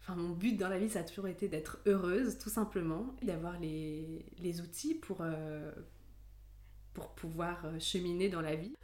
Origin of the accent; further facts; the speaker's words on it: near Grenoble, Auvergne-Rhône-Alpes, France; moved away as an adult; now in Paris, France; J'ai grandi près de Grenoble et je suis d'origine allemande et italienne.